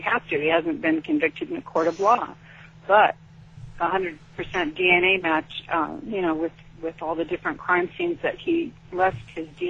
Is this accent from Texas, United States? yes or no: no; Sacramento, California, United States; since I grew up in Sacramento, I started asking people I went to high school with.